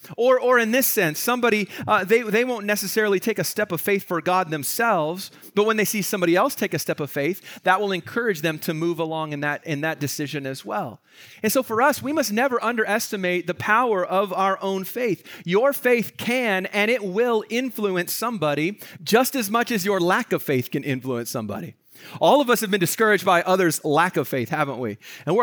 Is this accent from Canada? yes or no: yes; Vancouver, British Columbia, Canada; Like, I grew up here in Vancouver, so this is home for me. But there's certain neighborhoods where I grew up, as I drive through it